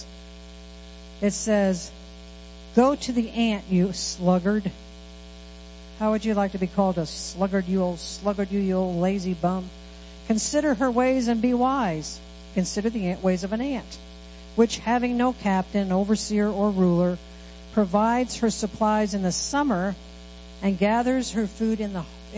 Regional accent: Midwest, United States; moved away; we come from the Midwest where there's cornfields, wheat fields, soybean fields.

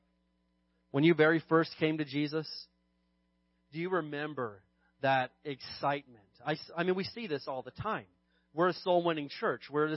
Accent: Indiana, United States; now in Barstow, United States; growing up in Indiana, we had some real winters

